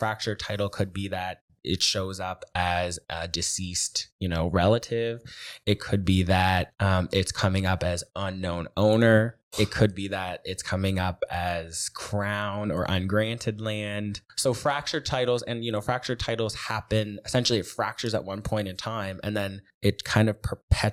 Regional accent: Upper Hammonds Plains, Nova Scotia, Canada; I am from Upper Hammonds Plains. And so although I didn't grow up right in Upper Hammonds Plains, I grew up just kind of, you know, in a community down the street.

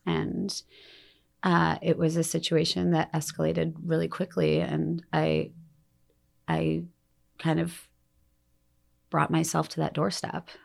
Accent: Detroit, Michigan, United States; moved away; also born or lived in Denali, Alaska; I grew up in Detroit

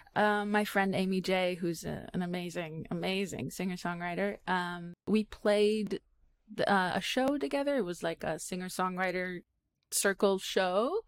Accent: Israel; I'm Israeli

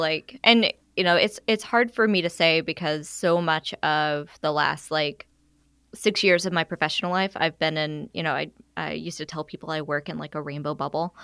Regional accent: Arkansas, United States; now in Alabama, United States; I'm originally from Arkansas

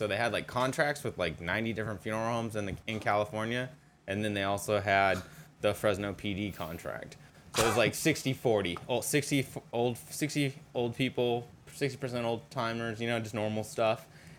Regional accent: India; Yeah, I'm Indian.

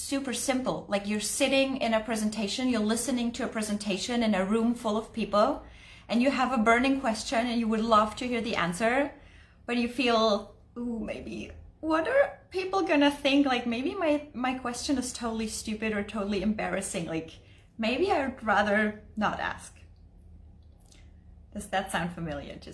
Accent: Germany; moved away; I'm originally from Germany

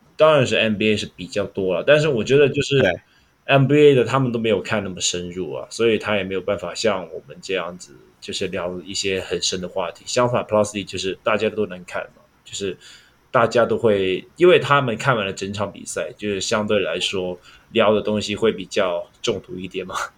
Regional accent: Hong Kong; 我们香港人

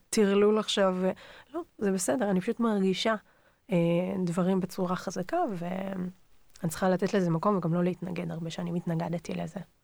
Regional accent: Ra'anana, Central District, Israel; also born or lived in Tel Aviv / northern Israel; נולדתי בתל אביב. הייתה לי ילדות כזה חצי תל אביב והרוב בשרון, ברעננה. למדתי בבית ספר גבריאלי בתל אביב עד כיתה ד', ומשם עברנו לרעננה

